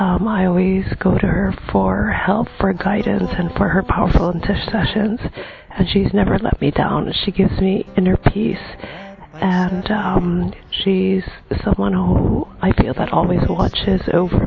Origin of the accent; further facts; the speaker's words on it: Philippines; I'm from the Philippines